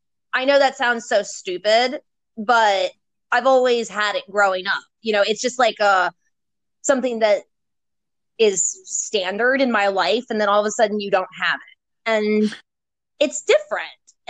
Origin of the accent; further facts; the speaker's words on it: Maryland, United States; moved away as an adult; also born or lived in Virginia; I come from Maryland and lived in both Maryland and Virginia, so I'm technically considered a bit southern.